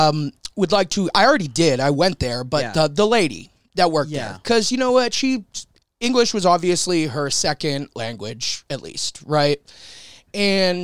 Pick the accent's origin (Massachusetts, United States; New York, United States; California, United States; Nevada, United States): Massachusetts, United States; Boston; I'm fucking Irish and from Boston